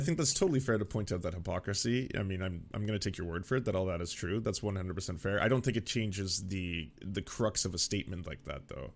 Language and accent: English; Canada; as a Canadian